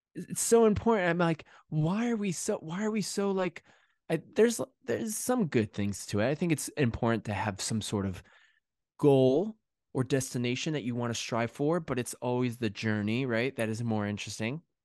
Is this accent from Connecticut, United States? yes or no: yes; Connecticut, United States; moved away as an adult; also born or lived in New York City / London; now in England, United Kingdom; grew up in Connecticut, and the last ten, ten years I'd lived in New York City.